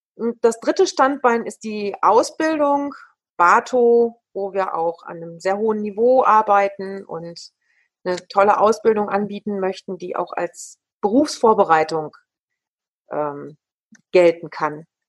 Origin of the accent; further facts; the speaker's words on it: Ruhr area, North Rhine-Westphalia, Germany; Ich bin ja ein Kind des Ruhrgebietes. Vielleicht sind wir Potties auch einfach anders